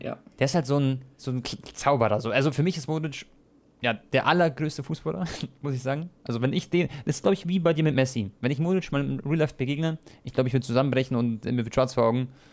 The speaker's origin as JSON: {"language": "German", "country": "Croatia", "said": "ich bin ja Kroate"}